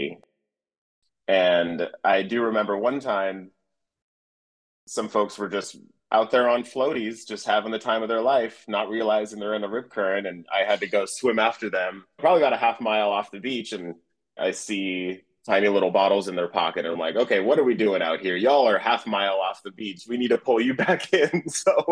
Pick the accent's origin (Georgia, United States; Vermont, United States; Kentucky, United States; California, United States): California, United States; Oceanside; I was born in Southern California. My parents moved pretty quickly to a town called Oceanside, which is in North County, San Diego, in Southern California